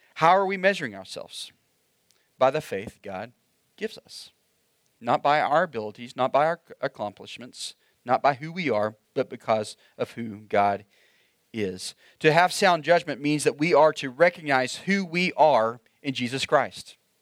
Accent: Oklahoma, United States; moved away; I grew up in Oklahoma

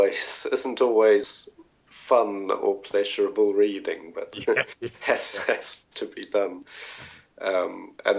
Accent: New Zealand; moved away as an adult; now in Sweden; growing up in New Zealand

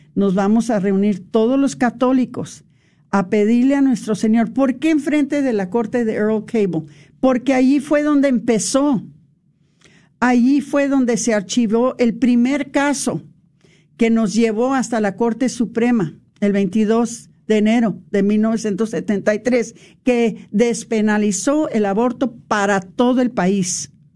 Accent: Mexico; para nosotros como los mexicanos

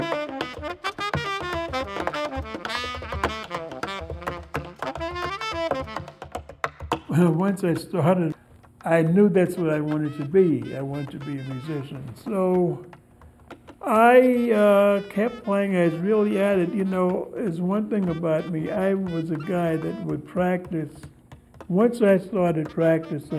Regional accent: New York City, New York, United States; I was born in Harlem in 1930, and it was a nice place

